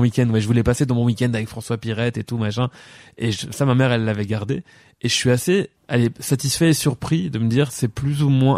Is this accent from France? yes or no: no; La Louvière, Wallonia, Belgium; also born or lived in Péronnes-lez-Binche; je suis né à La Louvière euh, le 19 juin 1985. Euh, j'ai habité à perronne les binches